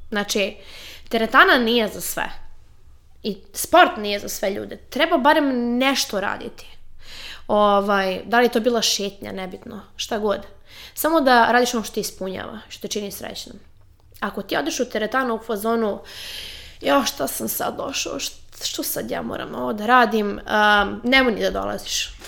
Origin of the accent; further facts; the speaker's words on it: Serbia; kod nas u Srbiji